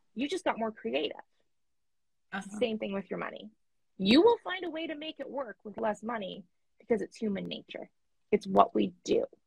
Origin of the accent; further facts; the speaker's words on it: Canada; I'm Canadian